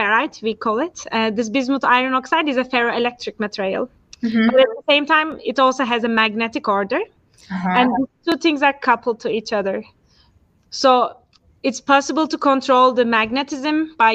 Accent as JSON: {"language": "English", "country": "Turkey", "tie": "born or raised there", "also_born_or_lived": "Istanbul, Turkey", "moved": "as an adult", "lives_now": "Zurich, Switzerland", "said": "I'm from Turkey. So I did my primary and high school in Turkey, and then my bachelor Turkey as well"}